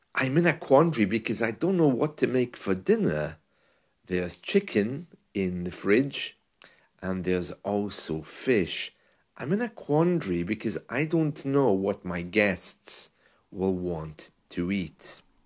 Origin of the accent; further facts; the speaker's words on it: United Kingdom; As a British man who has lived and worked in the U K